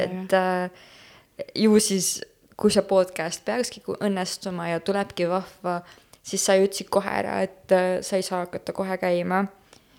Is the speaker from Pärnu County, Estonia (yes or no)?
no; Tartu, Tartu County, Estonia; moved away as an adult; now in Tallinn, Estonia; ma olen äh, Tartust pärit, see vist juba sai mainimist või ei saanud, ma ei mäletagi juba enam. Äh, jah, põlistartlane